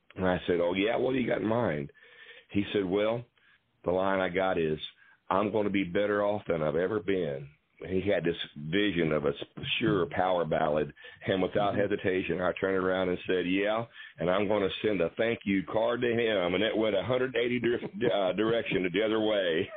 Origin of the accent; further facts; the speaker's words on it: Waynesville, Ohio, United States; I'm from Waynesville, Ohio